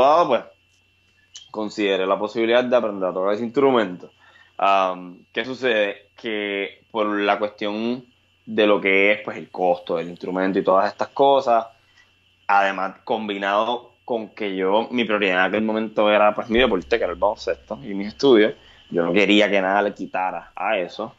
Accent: Puerto Rico; Cuando yo empiezo a existir en los escenarios de Puerto Rico

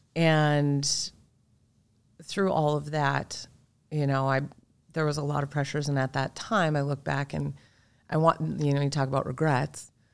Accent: Minnesota, United States; also born or lived in Marshall, Minnesota; I was born down in Marshall, Minnesota, and we moved up when I was little

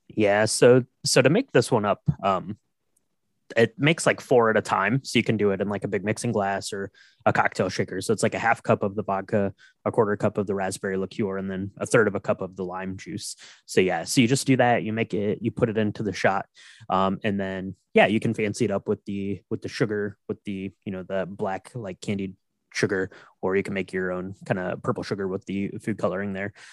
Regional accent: Ohio, United States; I grew up in Ohio, not a lot of apple choices there.

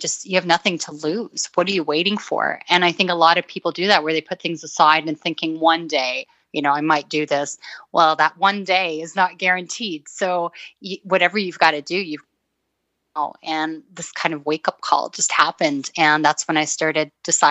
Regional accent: Toronto, Ontario, Canada; also born or lived in Beirut, Lebanon / Middle East; I grew up in Toronto

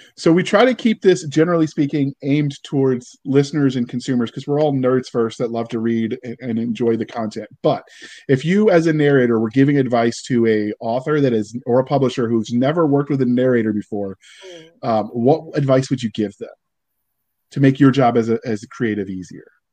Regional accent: Virginia, United States; I was raised in Virginia

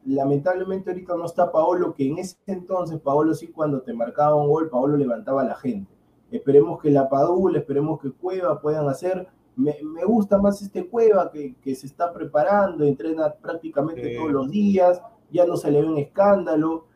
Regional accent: Peru; Yo como peruano

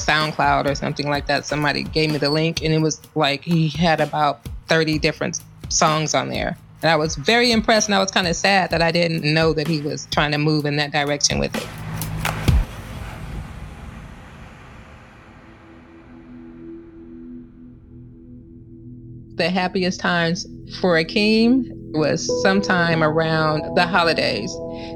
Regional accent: Los Angeles, California, United States; We are actually from Los Angeles

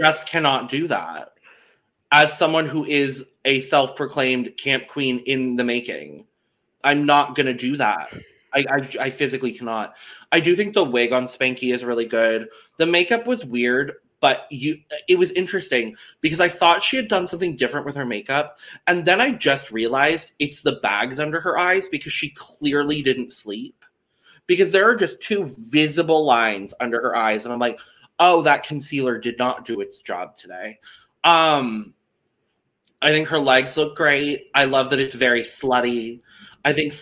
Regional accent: United States; I'm American

